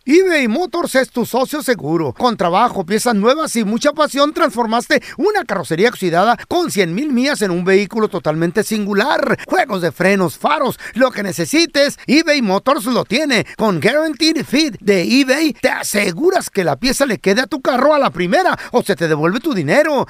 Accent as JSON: {"language": "Spanish", "town": "Maracaibo", "region": "Zulia", "country": "Venezuela", "moved": "as an adult", "lives_now": "United States", "said": "yo vengo de Venezuela, este, no tengo mucho tiempo acá en Estados Unidos, solamente tengo siete meses"}